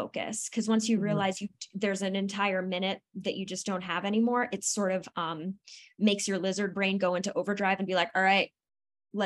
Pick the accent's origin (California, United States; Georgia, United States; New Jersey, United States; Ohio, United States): New Jersey, United States; Also born and raised in New Jersey